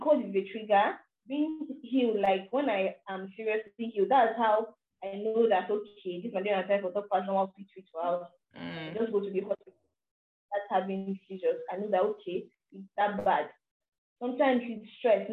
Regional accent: Nigeria; as a Nigerian and as an African

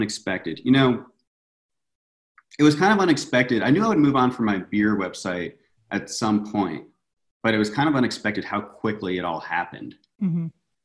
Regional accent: Virginia, United States; moved away as an adult; now in Los Angeles, United States; I grew up in Virginia and I moved out

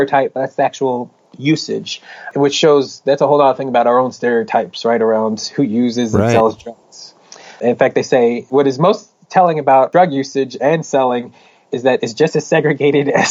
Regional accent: Philadelphia, Pennsylvania, United States; moved away; When I was in Philly, that's my hometown

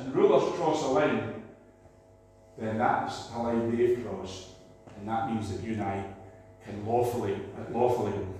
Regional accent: Scotland, United Kingdom; we're down from Scotland

